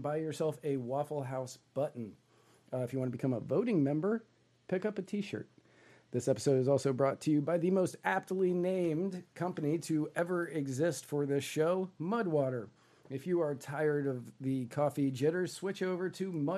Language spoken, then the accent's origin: English; Northern Virginia, United States; also born or lived in Tennessee; now in Florida, United States; I grew up in Northern Virginia